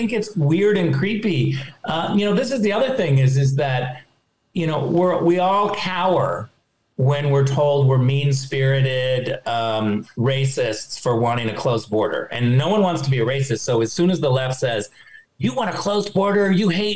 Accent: West Coast, United States; I'm from the West Coast

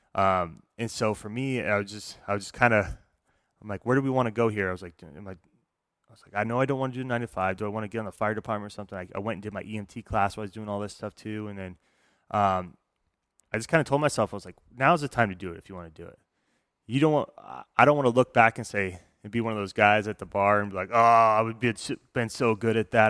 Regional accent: Reno, Nevada, United States; also born or lived in St. Maries, Idaho / Phoenix, Arizona; we moved to Reno when I was uh, two years old. So I grew up in Reno

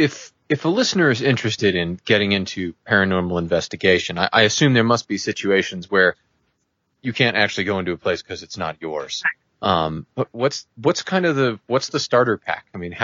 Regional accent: Vermont, United States; growing up in Vermont

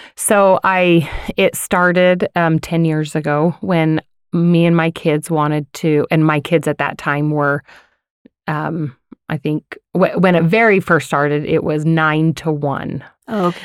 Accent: Layton, Utah, United States; now in Farmington, United States; I grew up in Layton

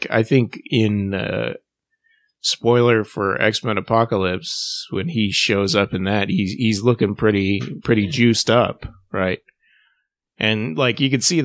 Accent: United Kingdom; accent: British; being British

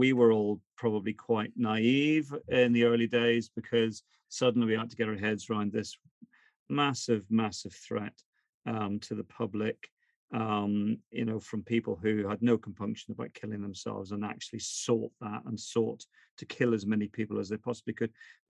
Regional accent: Northern Ireland, United Kingdom; So why are you asking me, just because I'm from Northern Ireland

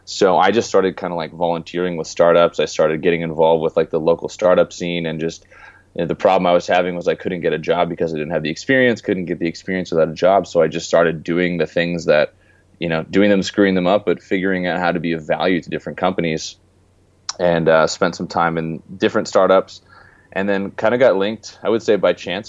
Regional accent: Canada; moved away as an adult; also born or lived in California; I grew up in Canada and moved away 4 years ago and lived in California before I went location independent

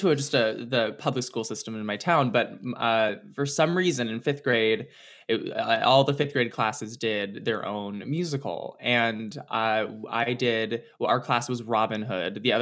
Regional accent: California, United States; I grew area? up in the Bay Area. Yeah, so I'm a California girl through and through.

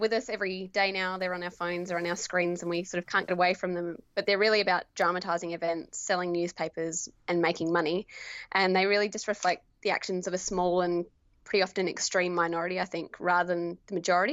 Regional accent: Esperance, Western Australia, Australia; now in Perth, Australia; I grew up in Esperance, Western Australia, and I'm a Noongar woman.

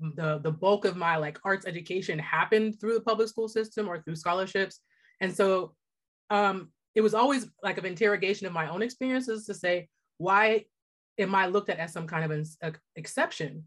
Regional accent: Pittsburgh, Pennsylvania, United States; also born or lived in New York / Los Angeles; I grew up in Pittsburgh

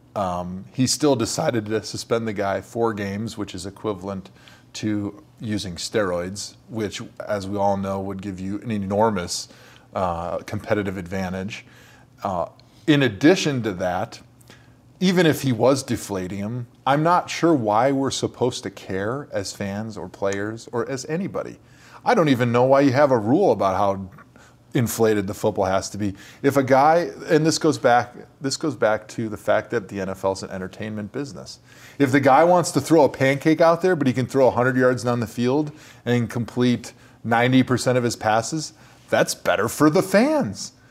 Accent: Brookfield, Wisconsin, United States; I grew up in Brookfield

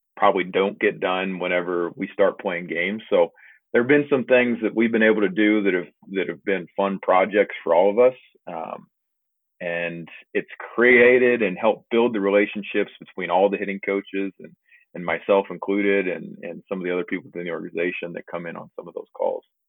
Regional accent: Liberty, Missouri, United States; I'm originally from Liberty, Missouri, which is a little suburb outside of Kansas City

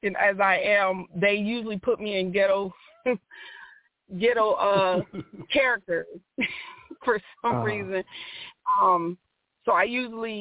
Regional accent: Connecticut, United States; also born or lived in Raleigh, North Carolina / Charlotte, North Carolina; now in North Carolina, United States; I'm from Connecticut, moved here in Raleigh, Charlotte

